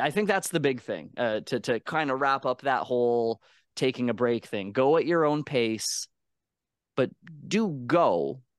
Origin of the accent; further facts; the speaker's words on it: Canada; I'm Canadian